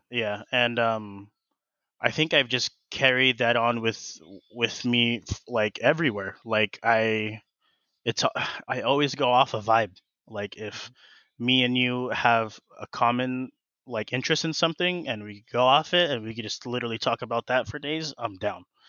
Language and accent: English; Colton, California, United States; also born or lived in Fontana, California / Grand Terrace, California / Riverside, California; born and raised in the Inland Empire. Um, yeah, I, uh, was born in, um, f, like Fontana, and then I stayed in Colton, um, all throughout high school